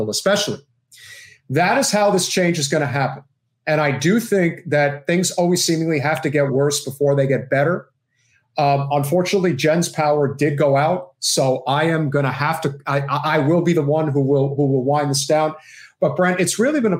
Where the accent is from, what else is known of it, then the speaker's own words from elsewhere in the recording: New Jersey, United States; now in Florida, United States; I'm from New Jersey